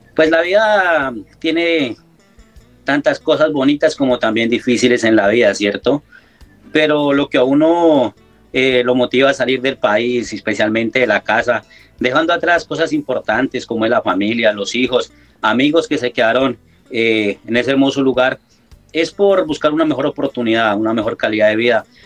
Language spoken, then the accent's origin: Spanish; Balboa, Cauca, Colombia; moved away as an adult; also born or lived in Italy; now in Paris, France; yo extraño mi tierra, ese balcón del Patía que es Balboa Cauca, es un pedacito de tierra que, que lo llevo en el corazón